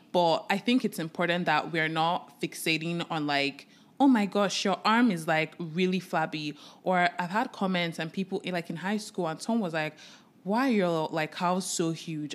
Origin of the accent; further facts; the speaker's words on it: Nigeria; I am a Nigerian